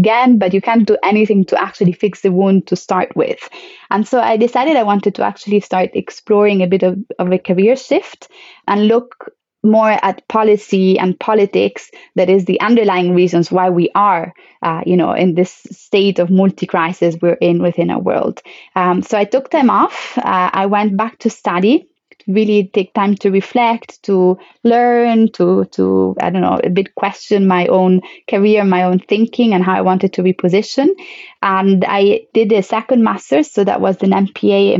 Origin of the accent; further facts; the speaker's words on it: Italy; moved away; my home country